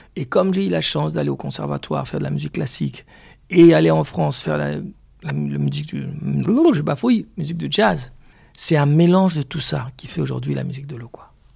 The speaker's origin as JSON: {"language": "French", "country": "DR Congo", "said": "chez moi au Congo"}